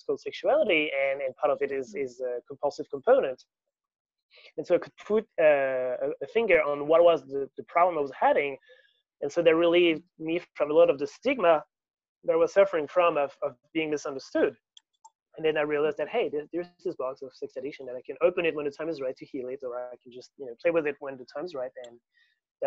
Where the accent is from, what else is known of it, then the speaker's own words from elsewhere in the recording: near Paris, Île-de-France, France; moved away as an adult; also born or lived in Sydney, Australia; I grew up in France, near Paris, where I studied fundamental physics. In 2011, I flew to Sydney